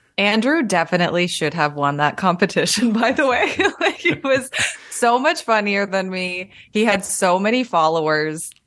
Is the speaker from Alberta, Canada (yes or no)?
yes; Calgary, Alberta, Canada; moved away as an adult; now in Toronto, Canada; I moved to Toronto after that 'cause I was from Calgary